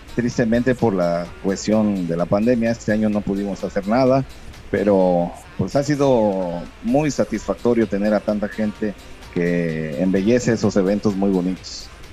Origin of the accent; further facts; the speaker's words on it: Juchitán, Oaxaca, Mexico; also born or lived in Mexico City; nací allá en 1974 en la Ciudad de México y tengo pues ya este prácticamente el resto de mi vida y crecí aquí en Juchitán, Oaxaca